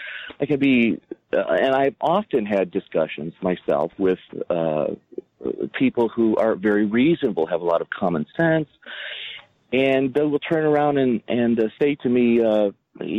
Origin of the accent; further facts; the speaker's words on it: United States; as an American priest who speaks almost nothing else